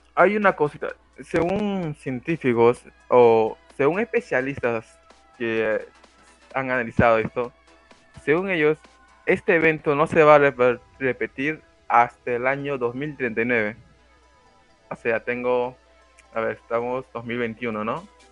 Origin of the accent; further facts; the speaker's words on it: Peru; soy de Perú